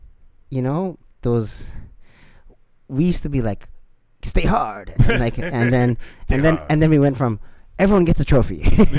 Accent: Hawaii, United States; Growing up in Hawaii, everyone's racist.

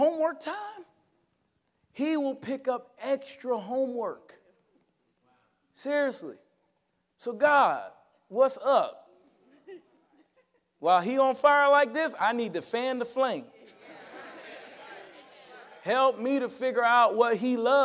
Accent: Connecticut, United States; when we grew up in Connecticut, I was the speaker for the citywide Martin Luther King rally

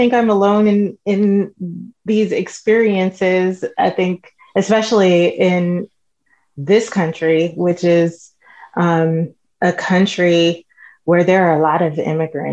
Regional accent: New York City, New York, United States; moved away as an adult; now in Dallas, United States; I grew up in the Bronx. That's where I was from

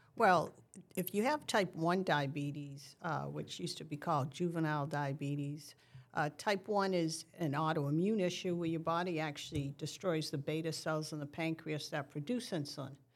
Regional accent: New England, United States; since I'm from New England

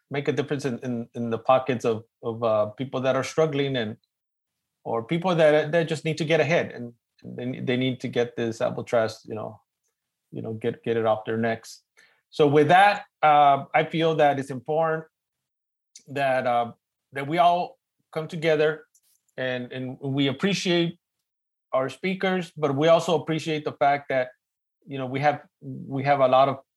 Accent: Los Angeles, California, United States; accent: East LA; my East LA accent's getting in the way

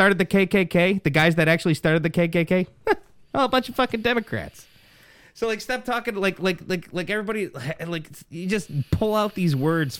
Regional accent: United States; I was born in Elmhurst Hospital.

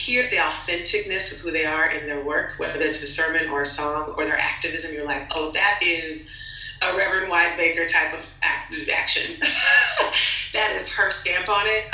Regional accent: Los Angeles, California, United States; I'm from LA. I was raised in Hollywood

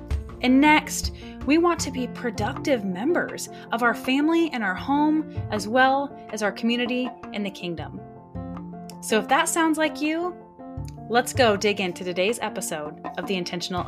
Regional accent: Michigan, United States; moved away as an adult; now in Alaska, United States; I was born and raised in Michigan for, I've been in Alaska now officially more than half of my life, but, my roots are still there.

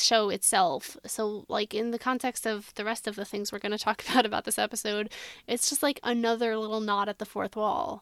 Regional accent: United States; accent: American; my accent is too American

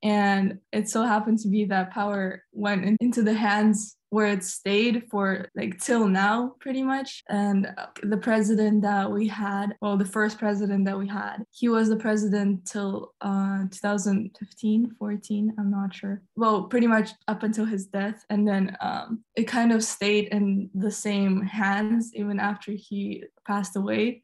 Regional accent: Tashkent, Uzbekistan; I am 17 and I'm from Tashkent, Uzbekistan.

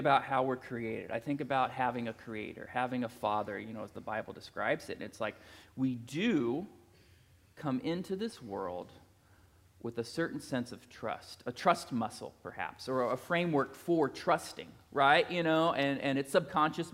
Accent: Plattsburg, Missouri, United States; I was a teenager from Plattsburgh, Missouri, that went to Northwest Missouri State

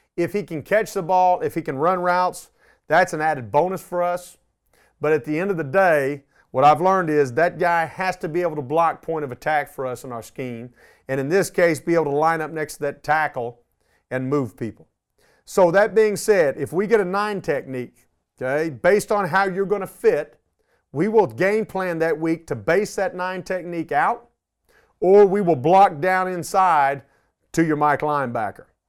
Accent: Arlington, Texas, United States; I was born in Arlington, Texas. Um, I grew up here

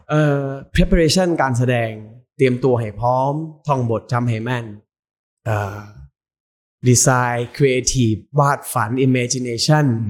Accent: Khon Kaen, Isan, Thailand; moved away; เป็นลูกอีสาน

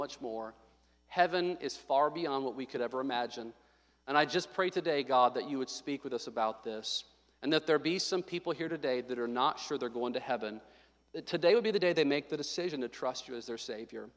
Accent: Little Rock, Arkansas, United States; I was born in Little Rock, Arkansas, 1984, July 6, 1984.

